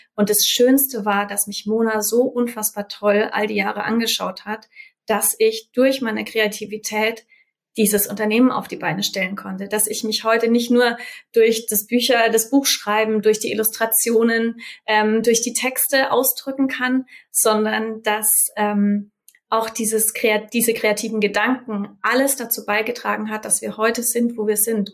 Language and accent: German; Germany; ich bin in Deutschland geboren